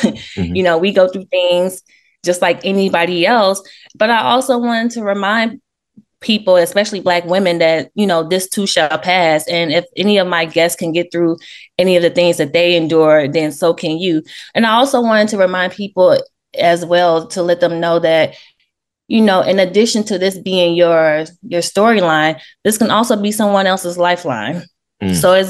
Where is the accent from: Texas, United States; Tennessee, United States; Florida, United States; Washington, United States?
Tennessee, United States; Memphis; moved away as an adult; also born or lived in New York; I was born in New York, raised in Memphis, Tennessee